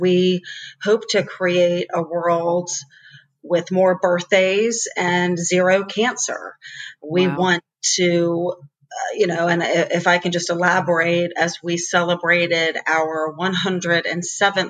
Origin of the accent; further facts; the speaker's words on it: Greensboro, North Carolina, United States; growing up in Greensboro